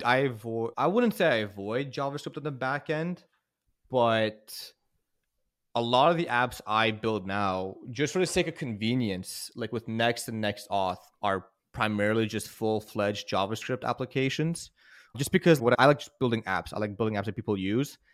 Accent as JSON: {"language": "English", "country": "Canada", "moved": "as an adult", "lives_now": "United States", "said": "I'm Canadian"}